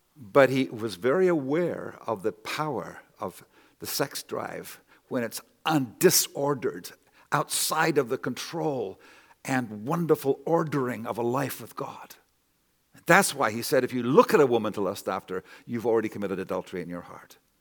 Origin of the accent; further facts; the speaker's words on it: Canada; I'm a Canadian myself